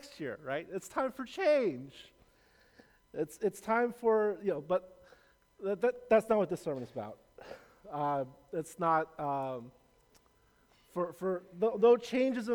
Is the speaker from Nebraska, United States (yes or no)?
no; Los Angeles, California, United States; also born or lived in San Francisco Bay Area, California; I was born in the Bay, but raised in LA.